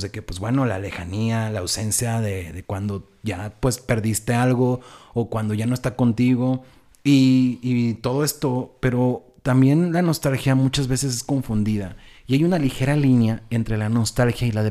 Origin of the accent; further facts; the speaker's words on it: Mexico; moved away; Yo soy de San Luis.